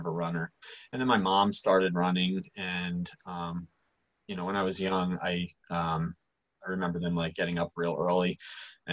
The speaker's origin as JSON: {"language": "English", "town": "Easton", "region": "Pennsylvania", "country": "United States", "tie": "born or raised there", "also_born_or_lived": "Mount Vernon, New York", "said": "My parents moved to Easton when I was like, two and a half"}